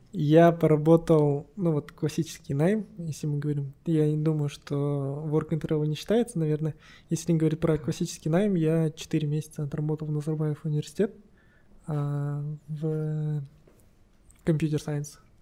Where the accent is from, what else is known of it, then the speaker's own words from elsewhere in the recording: Kostanay, Kostanay Region, Kazakhstan; also born or lived in Moscow, Russia; now in Astana, Kazakhstan; я вообще родом из Кустаная